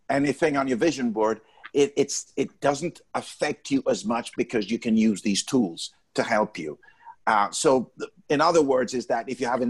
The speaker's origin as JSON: {"language": "English", "country": "Jamaica", "said": "I'm Jamaican"}